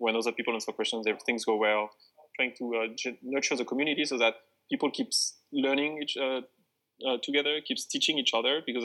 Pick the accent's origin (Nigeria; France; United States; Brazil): France; moved away as an adult; I'm not from here. I'm from France originally.